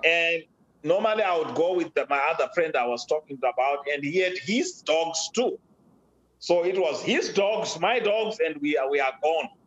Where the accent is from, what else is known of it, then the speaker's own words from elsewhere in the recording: Zimbabwe; now in United States; I was born and raised in Africa, uh, specifically Zimbabwe